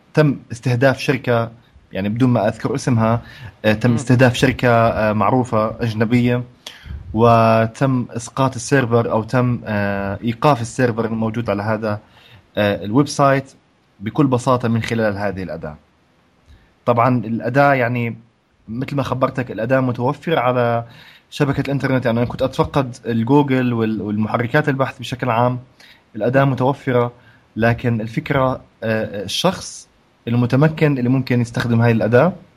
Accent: Jordan; هون احنا عندنا بالاردن

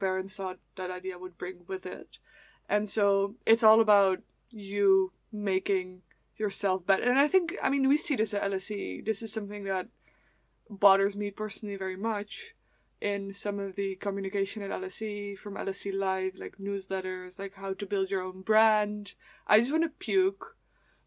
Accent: Netherlands; moved away; I'm from the Netherlands

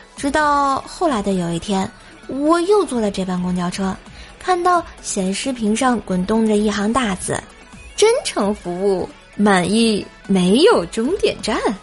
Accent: Tianjin, China; 大家都知道啊，说是天津人嘛

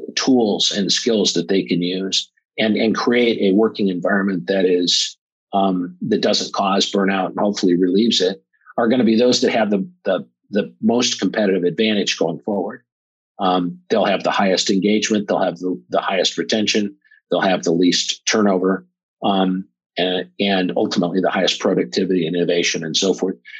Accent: Omaha, Nebraska, United States; I'm from Omaha, Nebraska

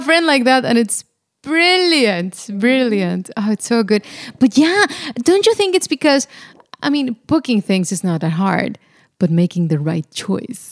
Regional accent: Monterrey, Nuevo León, Mexico; now in Netherlands; I come from Monterrey, Mexico, in the northeast of Mexico

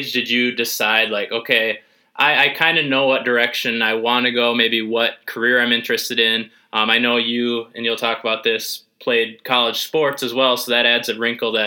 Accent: St. Ansgar, Iowa, United States; growing up in St. Ansgar, 10 miles down the road, 15 miles down the road from Northwood

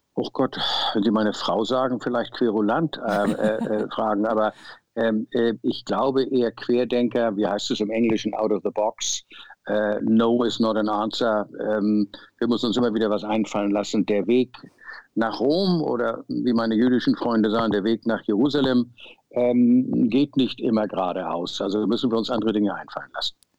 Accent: Hamburg, Germany; moved away as an adult; also born or lived in Zimbabwe; Wir waren Hamburger äh, City-Menschen

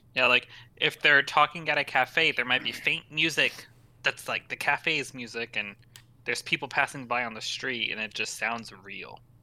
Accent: United States; as an American

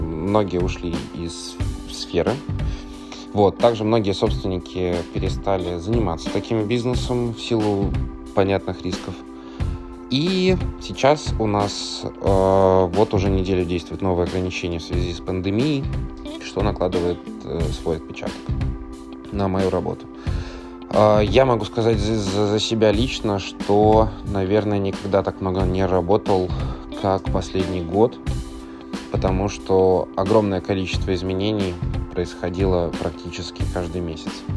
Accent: Bryansk, Bryansk Oblast, Russia; moved away as an adult; also born or lived in Moscow / Saint Petersburg; ресторанным бизнесом в регионе, в городе Брянске, откуда я родом

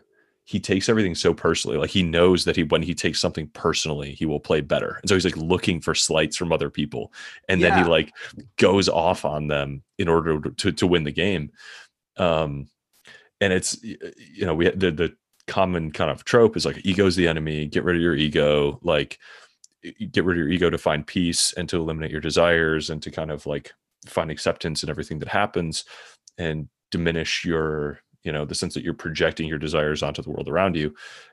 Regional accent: Midwest, United States; also born or lived in San Francisco; Mostly like we were moving the company for career things, but I'd been in San Francisco for a few years and I grew up in the Midwest. So I was kind of happy to be, you know, have the context to move back.

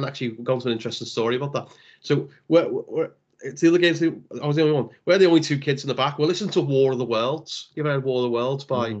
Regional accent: Birkenhead, North West England, United Kingdom; I grew up on the Woodchurch. It's one of the most run-down estates in England.

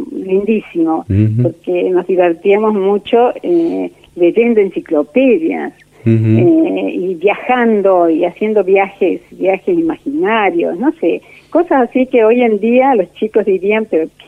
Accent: Córdoba, Argentina; born there; Yo nací en Córdoba

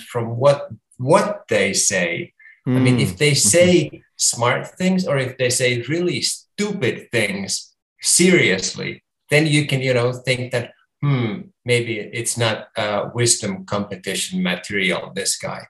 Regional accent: Helsinki, Uusimaa, Finland; my hometown of Helsinki

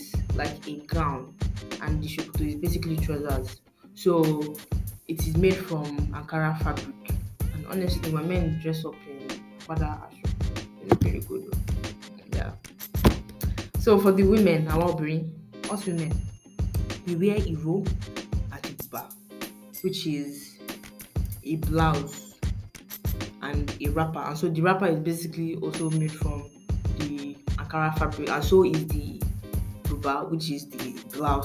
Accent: Ogbomosho, Oyo, Nigeria; I am from Ogbomosho

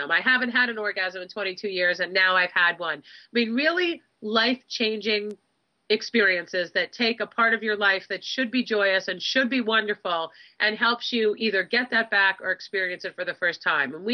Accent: Southfield, Michigan, United States; born there; I was actually born in Southfield.

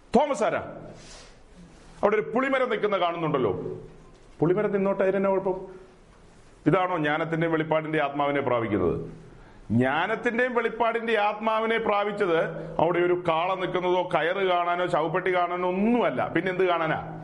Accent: Perumbavoor, Kerala, India; ഞങ്ങളുടെ നാട്ടിൽ പെരുമ്പാവൂരിലുള്ള

